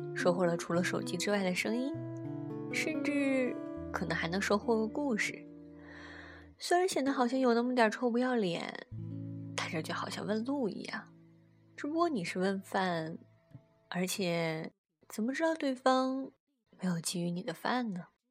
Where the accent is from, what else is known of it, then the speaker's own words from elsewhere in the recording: northern China, China; 他一耳就听出了我来自北方